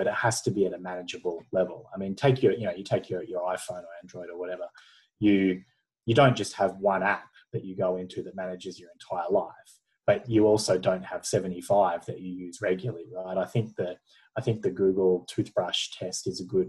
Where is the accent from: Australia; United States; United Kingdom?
Australia; being Australian